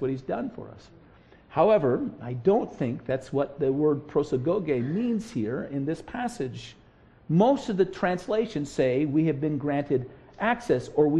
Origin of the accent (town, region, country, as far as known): United States